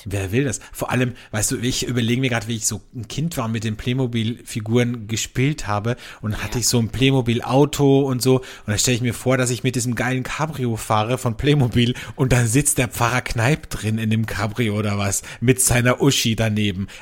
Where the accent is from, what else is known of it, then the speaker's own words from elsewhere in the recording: Austria; bei uns in Österreich